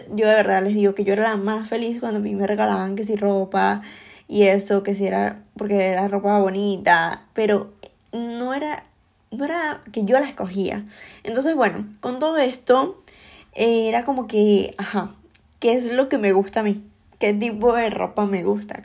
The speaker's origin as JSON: {"language": "Spanish", "country": "Venezuela", "moved": "as an adult", "said": "yo emigré em, de Venezuela"}